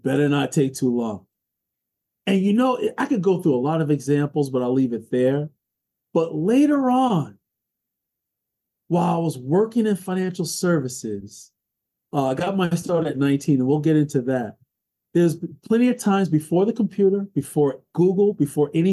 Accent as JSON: {"language": "English", "town": "New York City", "region": "New York", "country": "United States", "tie": "born or raised there", "also_born_or_lived": "Brooklyn, New York / Harlem, New York", "said": "I was born in the People's Republic of Brooklyn, New York. Raised in Queens, and I live in Harlem, USA now"}